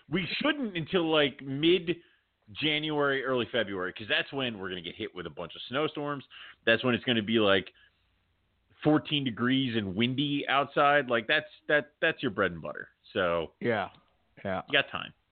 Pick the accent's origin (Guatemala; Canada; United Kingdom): United Kingdom; Scotland; No, I'm Scottish.